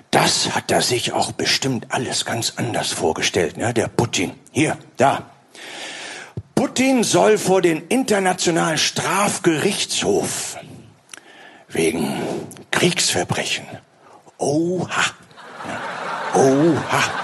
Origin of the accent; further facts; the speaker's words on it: Austria; Ich bin Ausländerin. Ja, richtig. Ich bin Ausländerin. Ich sage es frei heraus. Ich komme aus Österreich.